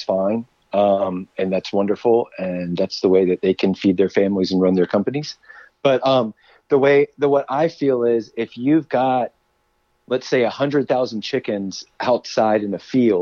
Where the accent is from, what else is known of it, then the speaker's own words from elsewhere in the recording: Jacksonville, Florida, United States; moved away as an adult; also born or lived in Maui / New York; now in Atlanta, United States; I grew up in Jacksonville, Florida